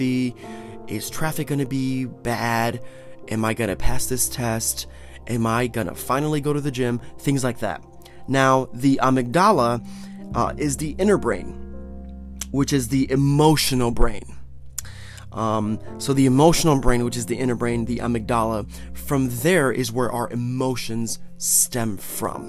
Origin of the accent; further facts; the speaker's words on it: Northeast Ohio, United States; I'm from Northeast Ohio